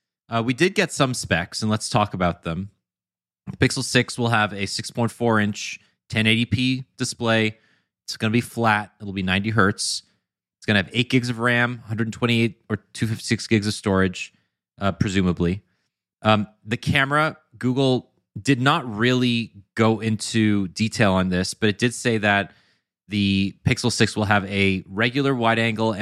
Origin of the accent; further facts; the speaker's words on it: Canada; Yeah, I think so too. It's called being Canadian.